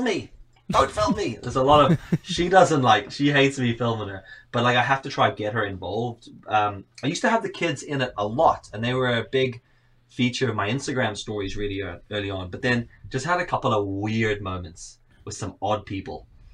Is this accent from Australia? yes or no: no; Johannesburg, Gauteng, South Africa; moved away as an adult; now in Northern Ireland, United Kingdom; I'm from Cape Town. I say Cape Town because I'm actually from Johannesburg, but Cape Town sounds cooler.